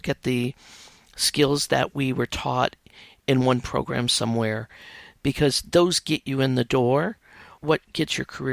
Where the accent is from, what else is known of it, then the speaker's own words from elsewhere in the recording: outside of Chicago, Illinois, United States; I grew up outside of Chicago, went to school in Chicago, and got my first writing job there